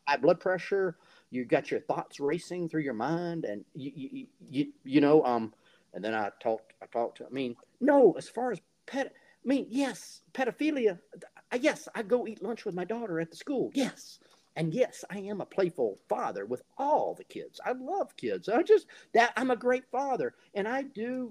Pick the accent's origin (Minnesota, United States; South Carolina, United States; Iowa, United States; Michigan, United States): South Carolina, United States; Fingerville; I'm from a small town called Fingerville, South Carolina